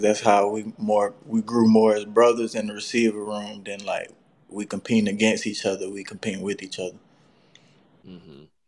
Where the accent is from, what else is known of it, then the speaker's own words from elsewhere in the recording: South Georgia, United States; I grew up in like the country, so it really wasn't much to do besides play sports